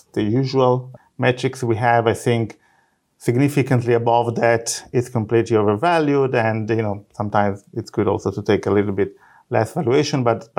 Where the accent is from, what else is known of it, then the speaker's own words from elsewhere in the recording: Italy; English is a second language; moved away as an adult; now in Israel; I am actually originally from Italy. I'm a physicist.